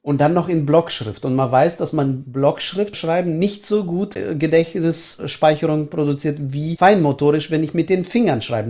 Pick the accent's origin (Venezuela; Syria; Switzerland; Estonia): Estonia; now in Germany; ich bin in der ehemaligen Sowjetunion aufgewachsen als Deutscher